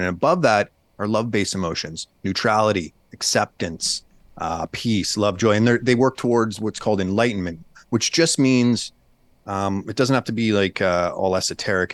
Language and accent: English; Canada; moved away as an adult; now in United States; I'm a Canadian